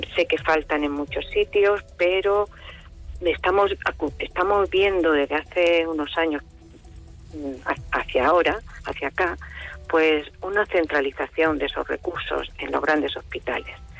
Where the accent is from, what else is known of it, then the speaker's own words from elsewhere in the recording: Region of Murcia, Spain; also born or lived in Yecla; soy murciana, pero no yeclana, pero mm, viví aquí y trabajé aquí